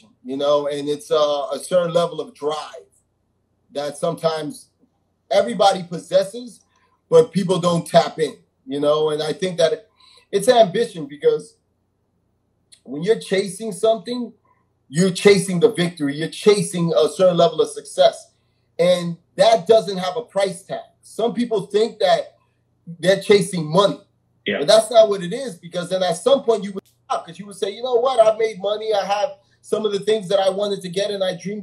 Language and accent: English; New York City, New York, United States; I grew up in Jamaica, Queens